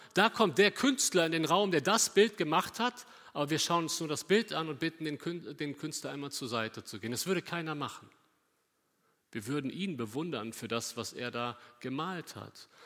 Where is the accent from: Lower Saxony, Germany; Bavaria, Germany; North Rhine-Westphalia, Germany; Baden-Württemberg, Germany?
North Rhine-Westphalia, Germany; Cologne; also born or lived in Bünde; nach Köln gucken, da wo ich herkomme.